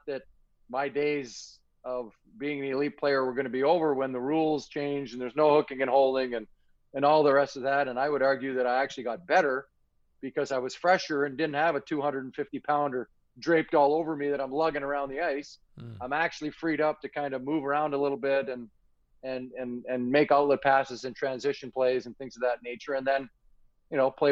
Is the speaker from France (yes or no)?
no; Canada; I'm from Canada